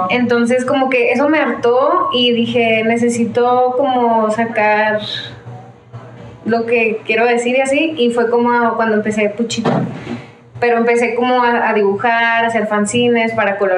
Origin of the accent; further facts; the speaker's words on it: Chihuahua, Mexico; moved away; also born or lived in Ciudad Juárez; eh, soy de Chihuahua, de Chihuahua, Chihuahua.